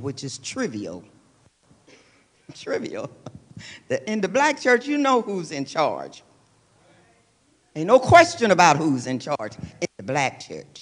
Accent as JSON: {"language": "English", "town": "Lubbock", "region": "Texas", "country": "United States", "tie": "born or raised there", "said": "I grew up in Lubbock, Texas, that was a college town"}